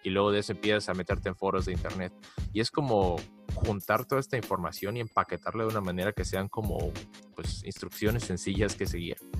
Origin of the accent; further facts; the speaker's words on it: Mexico; now in United States; Yo, yo vengo de México